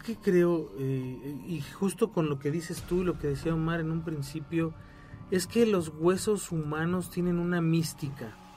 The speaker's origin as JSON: {"language": "Spanish", "country": "Mexico"}